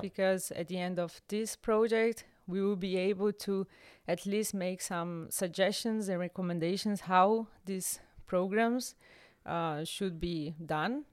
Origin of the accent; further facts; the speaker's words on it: Brazil; moved away as an adult; also born or lived in Rio de Janeiro (state), Brazil (university); now in Germany; I grew up in Brazil, and I don't know one word in Italian